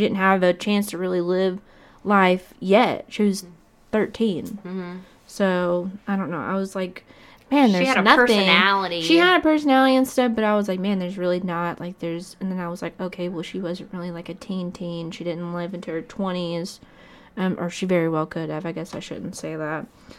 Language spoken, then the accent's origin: English; Fort Walton Beach, Florida, United States; now in Shreveport, United States; My hometown, to be exact. Okay. Fort Walton Beach, Florida.